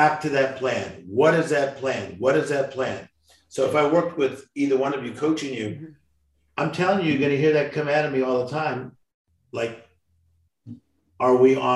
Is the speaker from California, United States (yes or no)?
yes; Compton, California, United States; from Compton